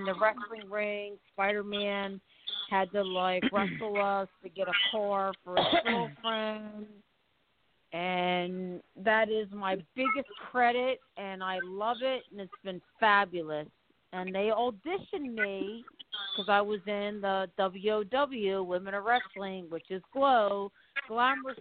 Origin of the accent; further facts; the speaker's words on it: Baltimore, Maryland, United States; also born or lived in Los Angeles; now in Orlando, United States; I'm from Baltimore, but I'm in Orlando